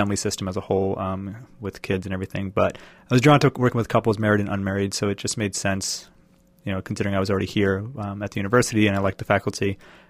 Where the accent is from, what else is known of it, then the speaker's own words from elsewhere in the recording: Connecticut, United States; moved away as an adult; now in Seattle, United States; From Connecticut.